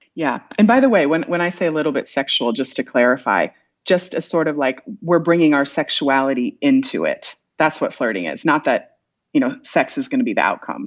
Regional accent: Iowa, United States; moved away; I'm from Iowa originally

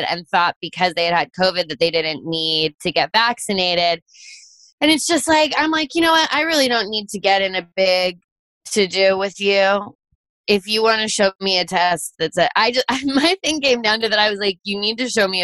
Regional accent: Fairfax County, Virginia, United States; moved away; I grew up in Virginia too

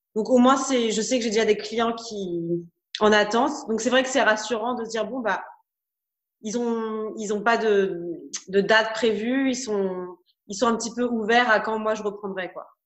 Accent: France; je suis française

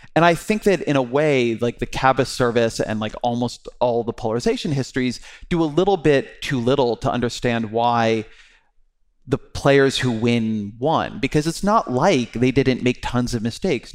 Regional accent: California, United States; I am Jewish, I'm Californian, I'm a father

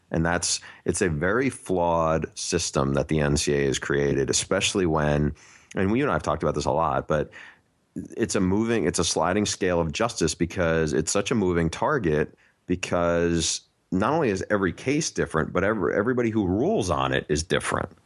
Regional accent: New York, United States; I grew up in New York

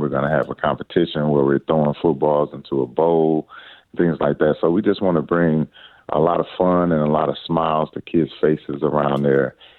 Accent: Detroit, Michigan, United States; growing up in Detroit, Michigan

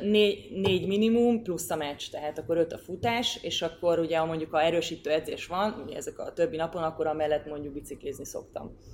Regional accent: Győr-Moson-Sopron, Hungary; én Győrmoson-Sokról megyei vagyok

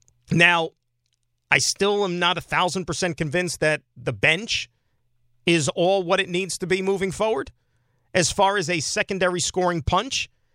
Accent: Saskatchewan, Canada; I'm from Saskatchewan, born and raised. What's that about?

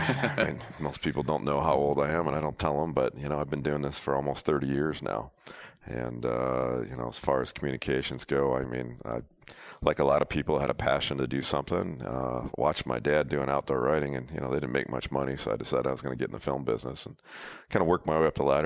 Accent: Detroit, Michigan, United States; I grew up in the Midwest in Detroit

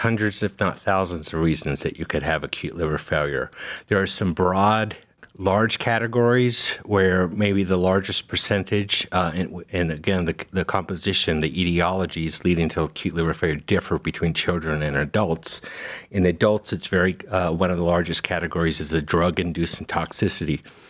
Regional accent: Las Vegas, Nevada, United States; moved away as an adult; also born or lived in Cincinnati, Ohio / Birmingham, Alabama; now in Cleveland, United States; I was born and raised in Las Vegas, so Western boy. But after high school, I've spent the rest of my training and career in the Midwest primarily.

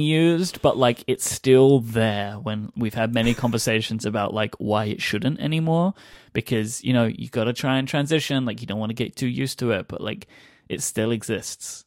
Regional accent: England, United Kingdom; accent: British; being an English person

